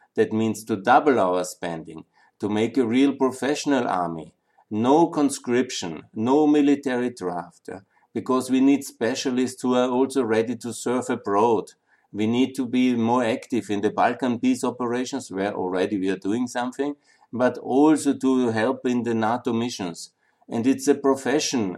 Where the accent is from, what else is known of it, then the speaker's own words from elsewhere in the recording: Austria; moved away as an adult; also born or lived in Linz / Vienna / Southeastern Europe / Ukraine; I'm from Austria. You know, I'm I really love that country. I was born here. Again, went to school and university here, and I lived in Linz and Vienna